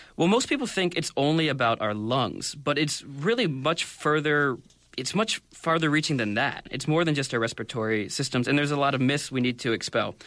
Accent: United States; moved away as an adult; now in Korea; I come from the United States

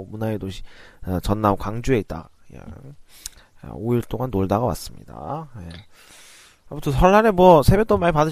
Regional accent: Shimane, Japan; 아, 고향으로 예, 제 고향 심마네로 돌아왔습니다

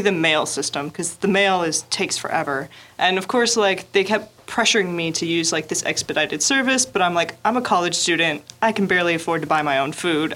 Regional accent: the southern United States, United States; moved away as an adult; now in Daegu, South Korea; I'm from the southern United

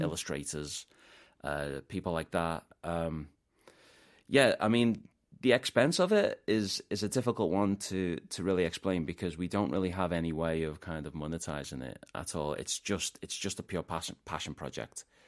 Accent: Liverpool, North West England, United Kingdom; moved away as an adult; also born or lived in Gwangju, South Korea / Incheon, South Korea; now in South Korea; I'm from Liverpool oh. in ah. the UK

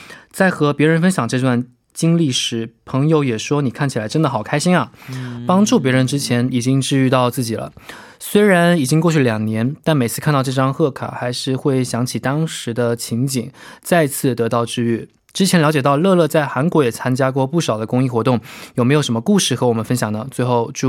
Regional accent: Beijing, China

